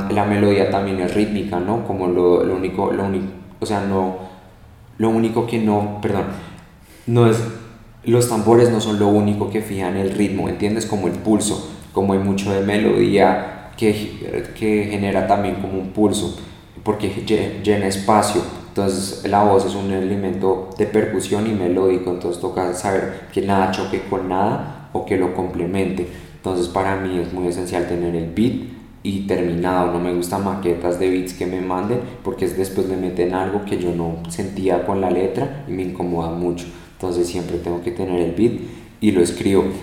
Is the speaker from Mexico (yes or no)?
no; United States; hoy pues que yo soy americano, entonces como mi papá siempre me habla en inglés, mi papá es americano al 100, y entonces tengo como el lenguaje en mí, hablo inglés perfecto